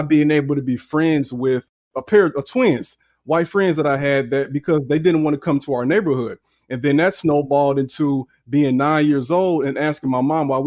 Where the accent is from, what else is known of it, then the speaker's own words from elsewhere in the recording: Chicago, Illinois, United States; I'm from the South Side of Chicago, born in the late 80s. And I was raised by parents who were very aware.